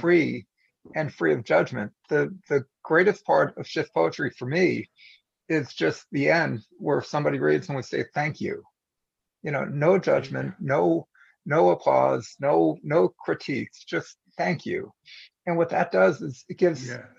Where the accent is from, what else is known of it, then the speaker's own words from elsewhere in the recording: United States; as an American